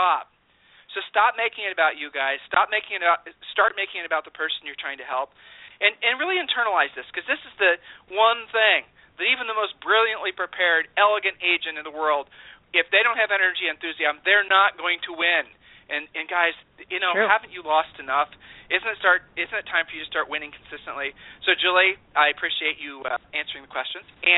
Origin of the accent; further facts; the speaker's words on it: Ohio, United States; We're from Ohio